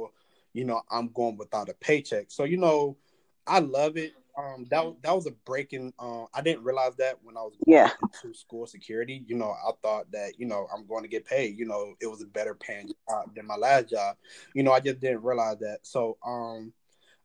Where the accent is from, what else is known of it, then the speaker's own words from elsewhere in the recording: Detroit, Michigan, United States; now in Cleveland, United States; I'm from Detroit